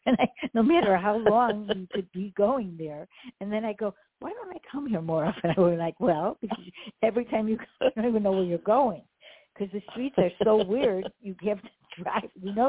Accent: Chicago, Illinois, United States; You know, I grew up in Chicago.

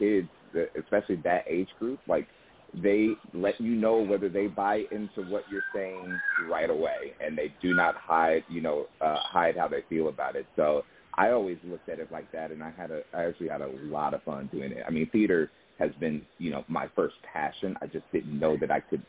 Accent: Indianapolis, Indiana, United States; moved away as an adult; also born or lived in Seattle; I'm from Indianapolis, Indiana, and I did theater in high school. And, you know, growing up in Indiana

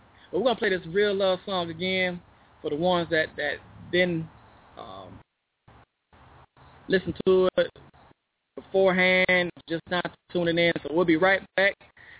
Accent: Chicago, Illinois, United States; born there; I was born in Chicago.

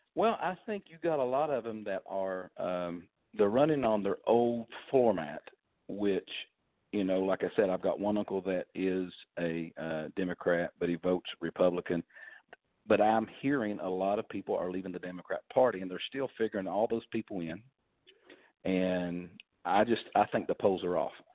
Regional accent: Kentucky, United States; moved away; I'm from originally from Kentucky. My family were coal miners.

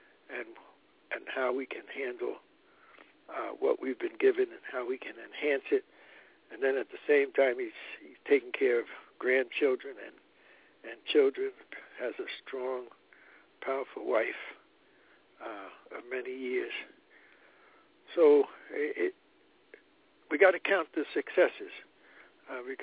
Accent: New Jersey, United States; moved away; also born or lived in Harlem, New York; I spent a good 45 years in Harlem, so I claim it too, but I was born and raised in Jersey.

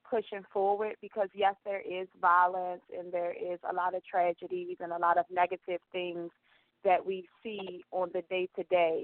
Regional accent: Baltimore, Maryland, United States; now in Columbia, United States; Growing up in Baltimore, where I had to face many daily challenges.

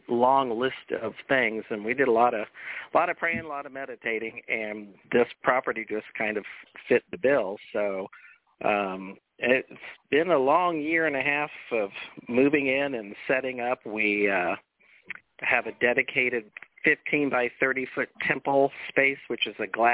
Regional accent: Jacksonville, Florida, United States; moved away; also born or lived in Colorado; I was born and raised here in Jacksonville, but my parents divorced, and when my mom and stepdad married, they bought a dude ranch in the mountains of Colorado

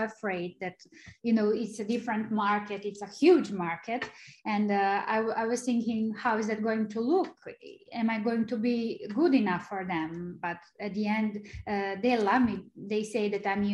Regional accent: Serbia; English is a second language; moved away as an adult; now in United States; I'm originally from Serbia, from a small country, and it wasn't easy for me to try to make it in the US

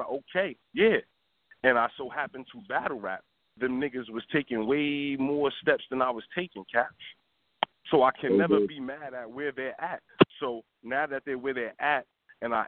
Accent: Newark, New Jersey, United States; I'm from Newark

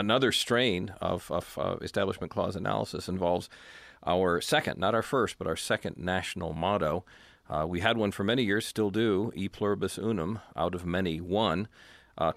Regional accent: Tennessee, United States; my home state of Tennessee here

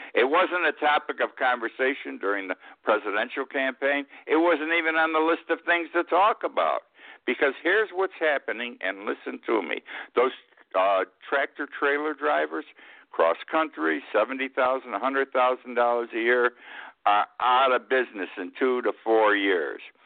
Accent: Utica, New York, United States; my hometown of Utica. I was in high school

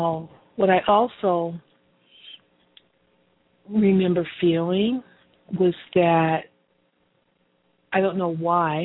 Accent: Pomona, California, United States; this philanthropy piece is all tied into my story as a candy striper growing up in Pomona, California. This wonderful community of Pomona

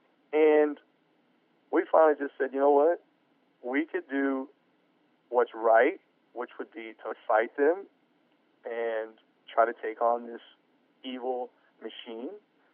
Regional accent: United States; I'm an American taxpaying citizen

